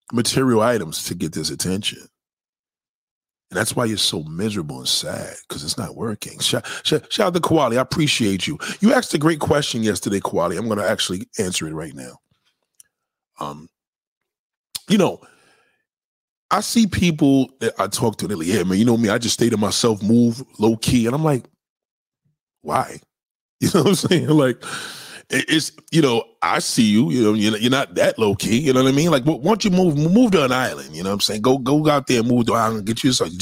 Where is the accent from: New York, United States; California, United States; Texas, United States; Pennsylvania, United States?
New York, United States; New York City; that's my hometown.